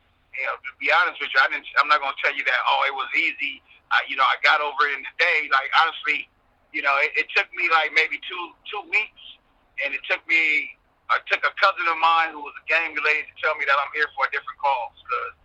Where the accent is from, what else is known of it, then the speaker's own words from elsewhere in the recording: Ohio, United States; growing up in Ohio when I was younger